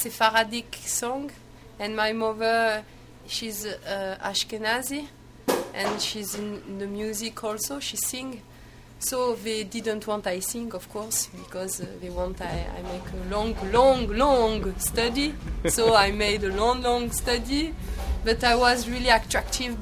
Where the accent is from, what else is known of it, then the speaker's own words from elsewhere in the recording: Marseille, Provence-Alpes-Côte d'Azur, France; English is a second language; we come from Marseille, the south of France